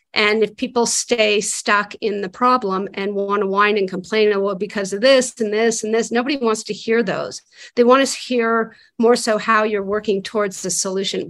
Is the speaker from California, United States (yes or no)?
no; Santa Fe, New Mexico, United States; now in Los Angeles, United States; I grew up in Santa Fe, New Mexico, and so I would come back and visit family